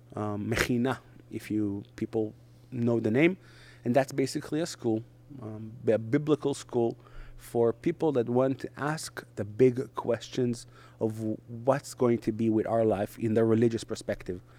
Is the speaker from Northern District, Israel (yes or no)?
no; Netanya, Central District, Israel; first language Hebrew; English is a second language; moved away as an adult; also born or lived in Hong Kong / Samaria; I was born and raised in Israel